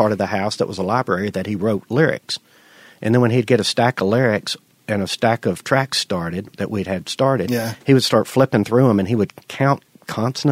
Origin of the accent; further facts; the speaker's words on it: Madison, United States; all my friends I grew up with in Madison